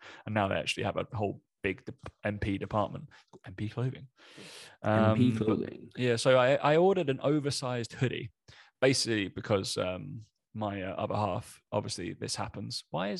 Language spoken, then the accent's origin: English; East of England, United Kingdom; accent: Essex; I am from Essex, but people can't pick my accent, which is purposeful.